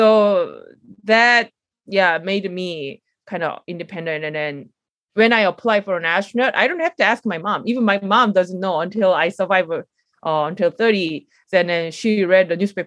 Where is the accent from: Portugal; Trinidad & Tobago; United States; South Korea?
South Korea; I grew up a little bit of the rural area in Korea.